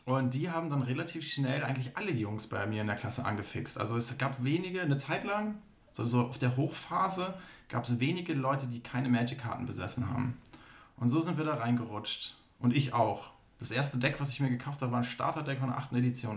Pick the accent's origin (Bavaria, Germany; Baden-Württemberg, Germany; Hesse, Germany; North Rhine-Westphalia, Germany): Baden-Württemberg, Germany; Aalen; moved away as an adult; in meiner Heimatstadt Aalen